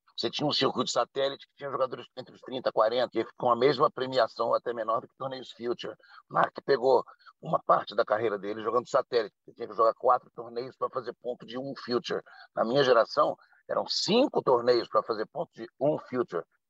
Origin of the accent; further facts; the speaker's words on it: Rio de Janeiro, Brazil; nós que somos do Rio de Janeiro, ou que pelo menos moramos nos arredores do Rio de Janeiro